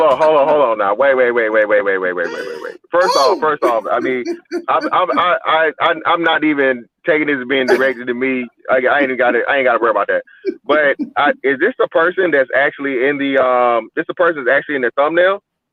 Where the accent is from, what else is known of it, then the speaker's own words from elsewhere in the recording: Georgia, United States; Okay, yeah, I'm from Georgia, so I know in Georgia that's by 56%. I mean, I'm down here in Florida.